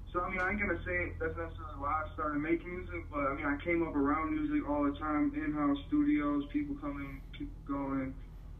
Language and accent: English; Milwaukee, Wisconsin, United States; I'm from Milwaukee, Wisconsin